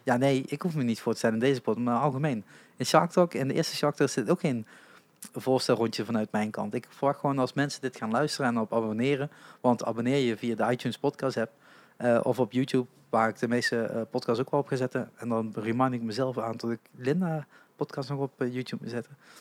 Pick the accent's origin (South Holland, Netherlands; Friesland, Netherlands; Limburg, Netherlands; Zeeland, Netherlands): Limburg, Netherlands; als Limburger